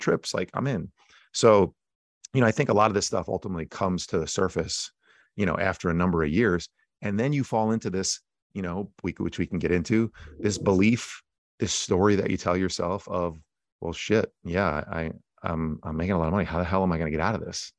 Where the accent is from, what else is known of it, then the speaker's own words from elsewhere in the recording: New Jersey, United States; I'm a guy from Jersey